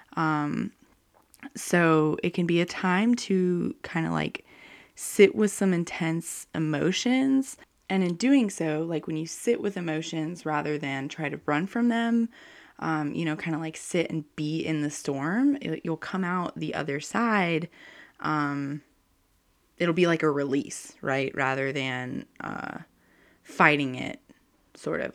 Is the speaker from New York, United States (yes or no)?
no; North Carolina, United States; I'm from North Carolina, and we have, like, hurricanes and um, lots of thunderstorms.